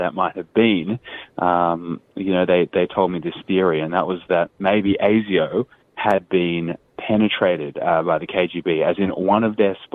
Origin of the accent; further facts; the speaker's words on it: Australia; as journalists and even as Australian citizens